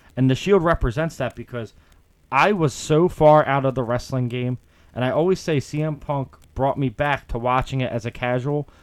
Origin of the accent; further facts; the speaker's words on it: Philadelphia, Pennsylvania, United States; I'm from Philly